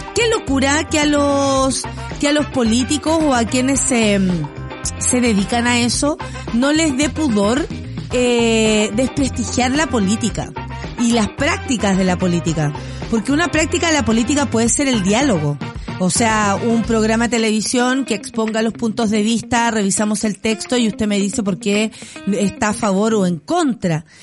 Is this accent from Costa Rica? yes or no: no; Chile; tenemos como sociedad chilena